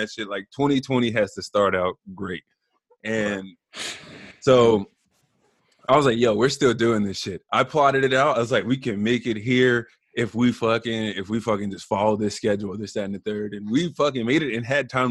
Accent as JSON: {"language": "English", "region": "Southern California", "country": "United States", "said": "I'm from Southern California"}